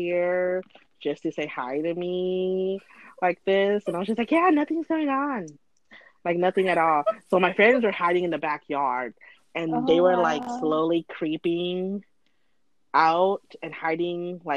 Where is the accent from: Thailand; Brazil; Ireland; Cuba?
Thailand; I'm from Thailand